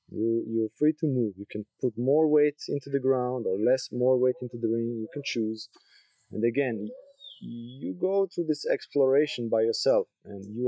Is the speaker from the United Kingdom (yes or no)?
no; Switzerland; moved away as an adult; also born or lived in Croatia; now in Koh Phangan, Thailand; I was born in Croatia. I lived there first 4 years, then moved to Switzerland